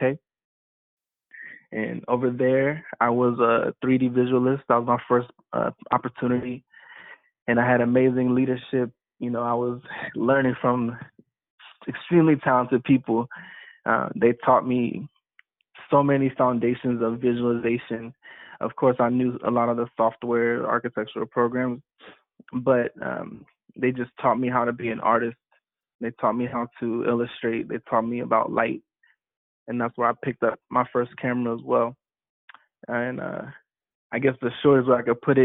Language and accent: English; Ohio, United States; also born or lived in Staten Island, New York / Nigeria (ancestry); now in Miami, United States; in the Midwest, I grew up and went to high school, also went to university in Ohio